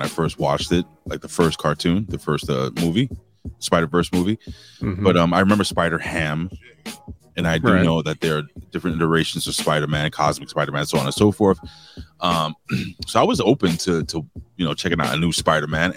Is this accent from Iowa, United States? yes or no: no; New York City, New York, United States; also born or lived in Brooklyn; I'm Puerto Rican from the Lower East Side. I live in Brooklyn now, but I was raised